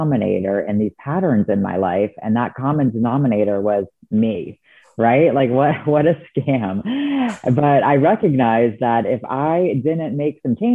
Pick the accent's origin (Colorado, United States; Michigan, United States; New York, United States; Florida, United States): Florida, United States; moved away as an adult; now in Seattle, United States; I was born and raised in Florida